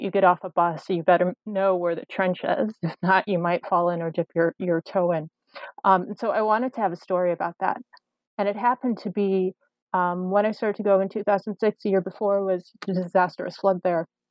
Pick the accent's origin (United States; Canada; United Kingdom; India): United States; Chicago, Illinois; I'm originally from Chicago. I'm actually in Chicago right now.